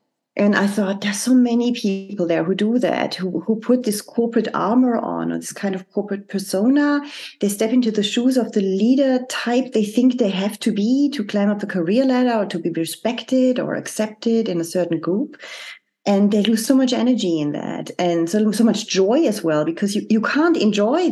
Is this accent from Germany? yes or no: yes; Germany; moved away as an adult; also born or lived in France / Zurich, Switzerland; The country I'm originally from, I'm from Germany. I was brought up there. And at the age of 24, I left Germany to move to France.